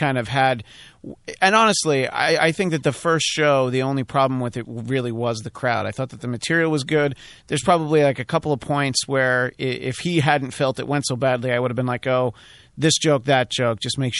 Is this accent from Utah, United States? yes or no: no; New York, United States; I grew up near New Jersey, but I grew up in New York State.